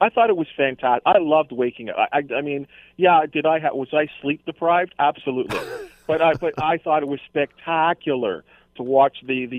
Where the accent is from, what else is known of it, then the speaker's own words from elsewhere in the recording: Canada; we're Canadian and we're growing up